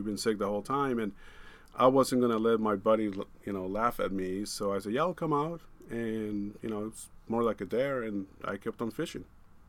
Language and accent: English; Kenai, Alaska, United States; also born or lived in Tijuana, Mexico / Kodiak, Alaska; I was born in Tijuana, Mexico, and my family moved up to Alaska in 1983. So I grew up in Kenai, Alaska.